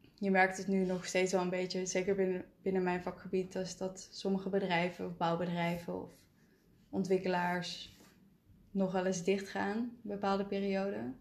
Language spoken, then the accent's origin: Dutch; North Brabant, Netherlands; ik ben een Brabander